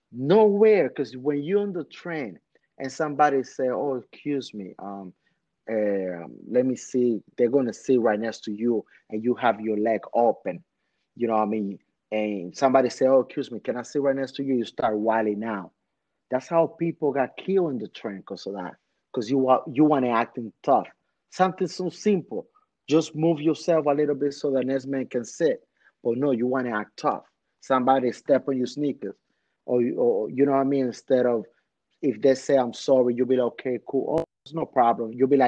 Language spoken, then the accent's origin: English; New York City, New York, United States; I remember, man, when I'm growing up in Washington Heights, man, with my Dominicans, it's like you have to be on your tippy toes with people.